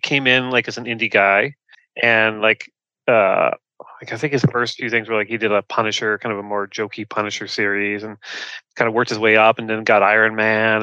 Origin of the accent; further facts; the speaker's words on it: Canada; now in Toronto, Canada; Toronto. Yeah. Yeah, I'm a Canadian